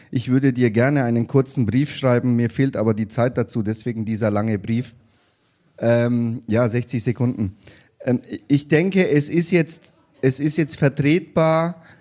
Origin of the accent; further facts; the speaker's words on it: Nuremberg, Bavaria, Germany; und ich würde mir wünschen, wenn in Nürnberg, das ist halt meine Heimatstadt, in anderen Städten ist es natürlich äh, genauso